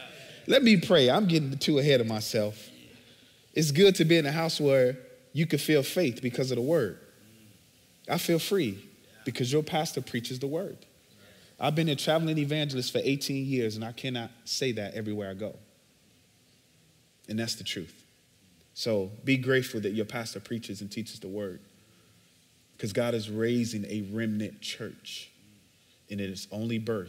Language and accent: English; Chicago, Illinois, United States; So I'm originally from Chicago, born and bred. I grew up on the south side